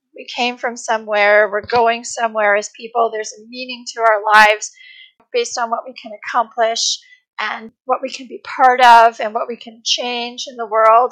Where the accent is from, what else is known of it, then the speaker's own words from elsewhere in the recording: Canada; I'm from Canada